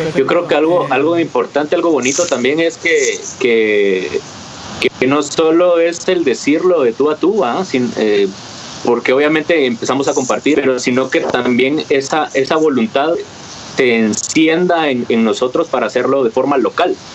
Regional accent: Guatemala; como guatemaltecos

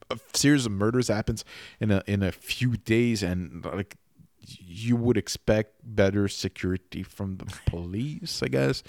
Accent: Quebec, Canada; first language French; English is a second language; in Quebec

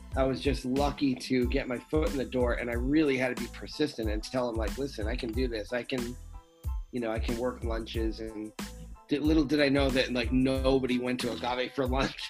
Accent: United States; also born or lived in Rhode Island; I grew up in Massachusetts and Rhode Island, so I was close to home

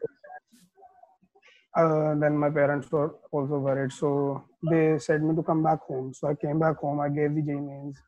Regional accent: Ludhiana, Punjab, India; I am from Ludhiana

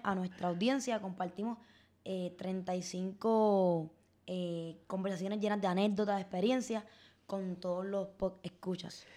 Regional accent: Puerto Rico; las oportunidades eh, existentes en nuestro país

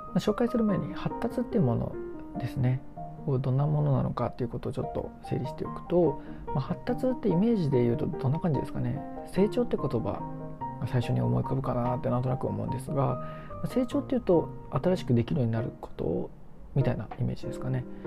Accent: Japan; 自分の母国の国の日本人

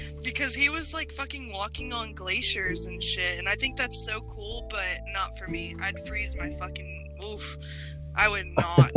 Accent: Dallas, Texas, United States; also born or lived in Tennessee / Mississippi; I grew up in the South Dallas area, places like that.

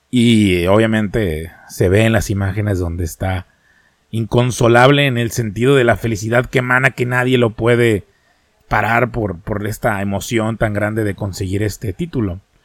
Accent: Mexico

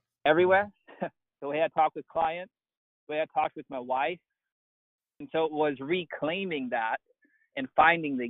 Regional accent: East Texas, United States; grew up just normal dude, like in East Texas, not that big of a deal

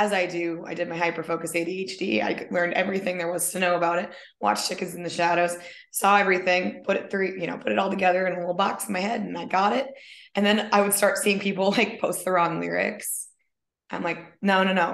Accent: Minnesota, United States; also born or lived in San Diego, California; now in California, United States; I was born in Minnesota

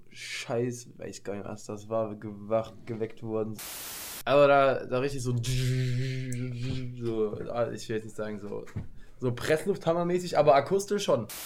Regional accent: Paderborn, North Rhine-Westphalia, Germany; weil wir kommen ja aus Paderborn

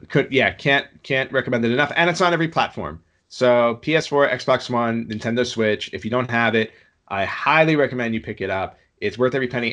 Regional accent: New York, United States; I grew up in New York

